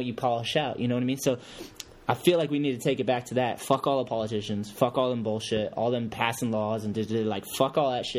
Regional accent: United States; I'm from America

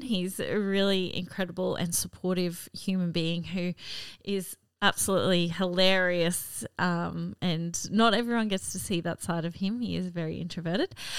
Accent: Cairns, Queensland, Australia; also born or lived in Gladstone, Queensland; I grew up in Cairns, far north Queensland

